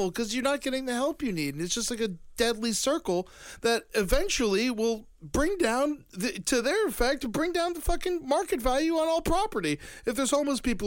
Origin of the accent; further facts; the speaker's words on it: Florida, United States; growing up in Florida